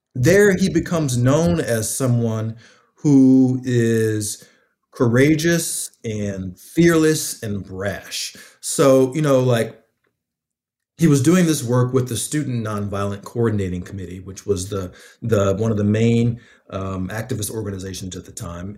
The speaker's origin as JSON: {"language": "English", "town": "Atlanta", "region": "Georgia", "country": "United States", "tie": "born or raised there", "said": "I'm from Atlanta and, um, I grew up fairly close to the Muslim community."}